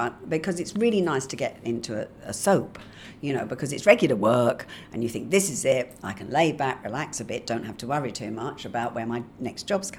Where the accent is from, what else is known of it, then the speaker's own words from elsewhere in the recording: England, United Kingdom; So I've turned up, I'm English, but I've been living in Australia and I come back with a little dog.